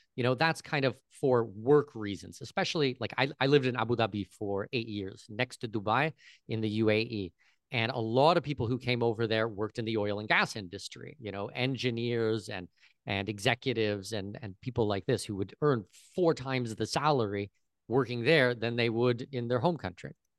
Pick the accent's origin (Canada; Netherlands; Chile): Canada; near Toronto, southwestern Ontario; moved away as an adult; now in Panama; I'm Canadian. I, I was born close to Toronto